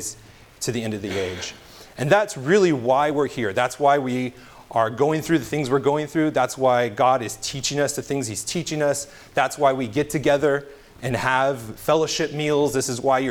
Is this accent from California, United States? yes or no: yes; California, United States; I'm from California.